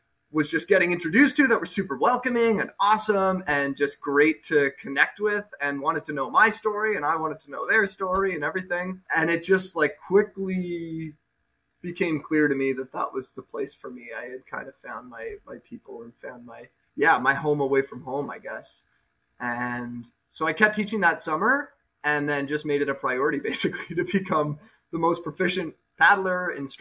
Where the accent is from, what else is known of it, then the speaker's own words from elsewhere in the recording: Montreal, Quebec, Canada; I grew up in Montreal